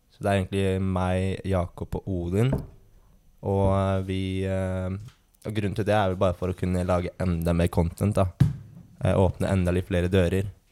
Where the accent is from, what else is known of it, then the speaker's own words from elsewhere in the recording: Fredrikstad, Østfold, Norway; jeg er fra Fredrikstad, 22 år